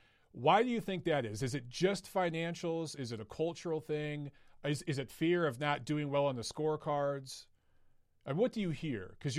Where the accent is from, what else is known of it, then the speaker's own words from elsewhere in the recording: United States; Speaking as an American